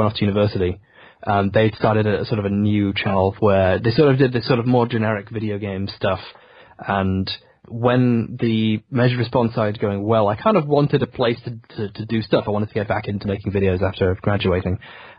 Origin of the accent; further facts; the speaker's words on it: England, United Kingdom; being British, being English, had this premium where people listen to you.